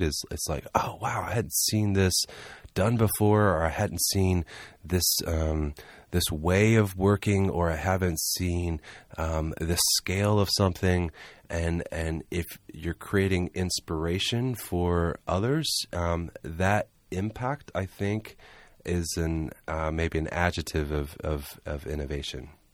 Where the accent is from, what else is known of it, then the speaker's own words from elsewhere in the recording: Charleston, South Carolina, United States; moved away; also born or lived in Southeast Georgia / Atlanta; I'm originally from Charleston, South Carolina